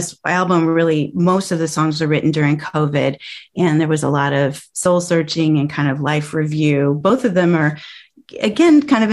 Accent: St. Louis, Missouri, United States; I grew up in St. Louis

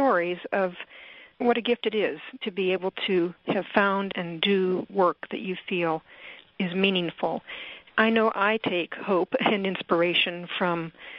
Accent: Chicago, Southern Illinois, United States; now in Lopez Island, United States; I grew up in the Midwest, Chicago, and then Southern Illinois.

